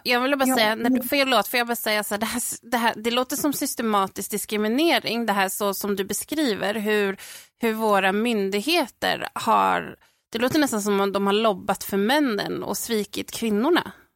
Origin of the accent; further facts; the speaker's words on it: Sweden; jag är ju född och uppväxt i Sverige